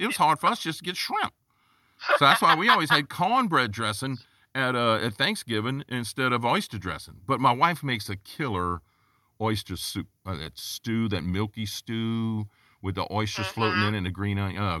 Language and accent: English; Gonzales, Louisiana, United States; moved away as an adult; now in New Orleans, United States; I'm from up the river. I'm from up the river. I'm from Gonzales, the jambalaya capital of the world.